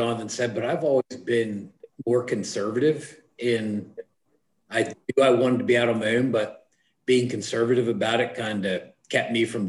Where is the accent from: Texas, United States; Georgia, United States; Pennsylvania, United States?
Pennsylvania, United States; Carlisle; I grew up and born and raised in the Carlisle area. I still reside there.